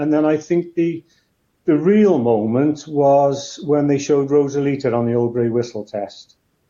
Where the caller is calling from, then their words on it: Caerphilly, Wales, United Kingdom; Which is just north of Cardiff, just over the mountain. It's almost a suburb of Cardiff.